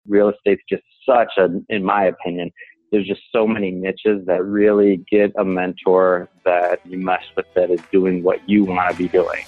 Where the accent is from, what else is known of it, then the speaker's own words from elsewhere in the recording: Detroit, Michigan, United States; moved away; I'm from Michigan, uh, specifically Detroit, and I didn't really have too many people growing up around me